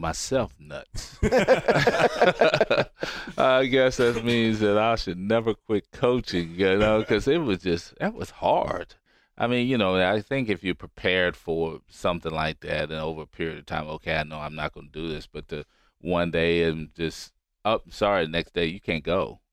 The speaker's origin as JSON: {"language": "English", "town": "Roanoke", "region": "Virginia", "country": "United States", "tie": "born or raised there", "moved": "yes", "said": "I'm from Roanoke, Virginia"}